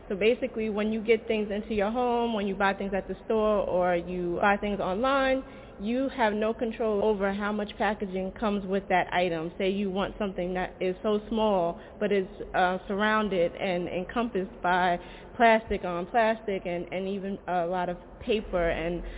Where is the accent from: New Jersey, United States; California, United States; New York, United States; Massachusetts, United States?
New York, United States; Bellport; I am from Bellport, New York, and there's a landfill that is right in my backyard